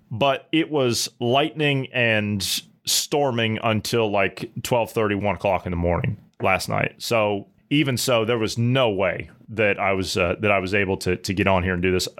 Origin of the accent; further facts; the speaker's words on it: Mid-Ohio Valley, United States; I come from the Mid-Ohio Valley natively